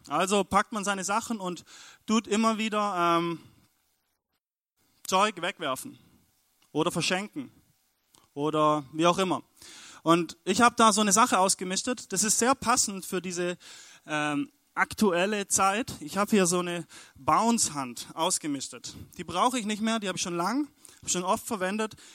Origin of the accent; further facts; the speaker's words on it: Stuttgart, Baden-Württemberg, Germany; wir kommen aus Stuttgart, genau, da sind wir angereist.